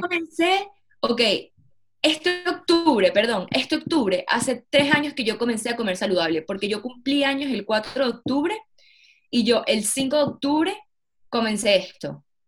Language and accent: Spanish; Venezuela; moved away as an adult; also born or lived in Barcelona, Spain; Soy de Venezuela y emigré de Venezuela con 19 años, me fui a vivir a Barcelona solita.